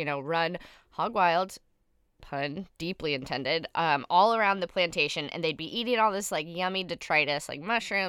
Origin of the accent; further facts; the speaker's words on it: Virginia, United States; my home state, the Virginia ham